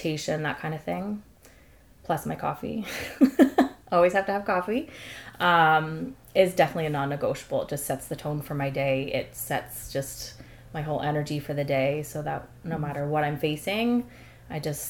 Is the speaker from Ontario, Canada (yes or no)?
yes; London, Ontario, Canada; I grew up and still live in London, Ontario